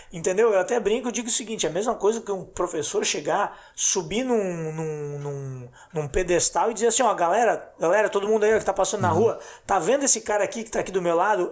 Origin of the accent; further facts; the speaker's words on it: Blumenau, Santa Catarina, Brazil; nós somos de Blumenau, Santa Catarina